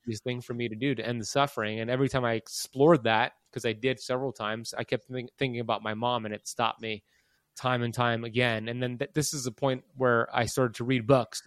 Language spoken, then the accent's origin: English; Miami, Florida, United States; I was born in Miami in nineteen eighty-four.